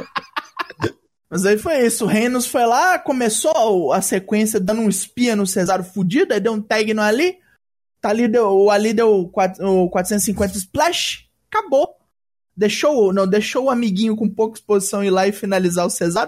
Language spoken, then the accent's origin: Portuguese; Minas Gerais, Brazil; Eu sou mineiro de, desde o nascimento